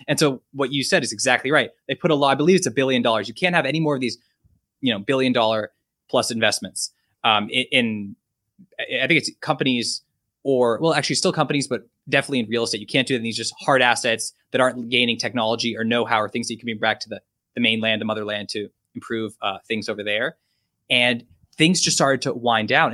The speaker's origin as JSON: {"language": "English", "region": "California", "country": "United States", "also_born_or_lived": "China", "moved": "as an adult", "said": "I'm from California and lived here, you know, I went to school here for a while, and I'm back now, I'm actually in L"}